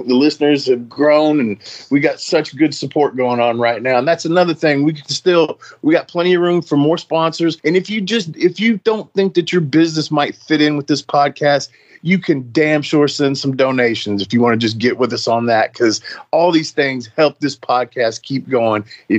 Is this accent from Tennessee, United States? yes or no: yes; Nashville, Tennessee, United States; That's my hometown